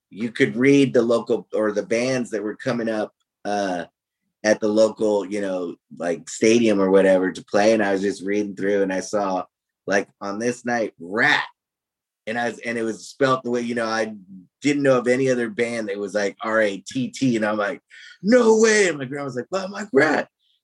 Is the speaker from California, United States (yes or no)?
yes; Hermosa Beach, California, United States; I grew up in the South Bay